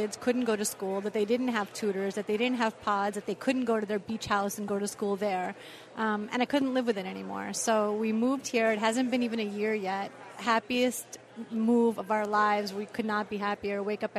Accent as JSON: {"language": "English", "town": "New York City", "region": "New York", "country": "United States", "tie": "born or raised there", "moved": "as an adult", "lives_now": "Florida, United States", "said": "I am a lifelong New Yorker. I was a lifelong New Yorker. I grew up in Brooklyn. I thought I was raising my family there forever"}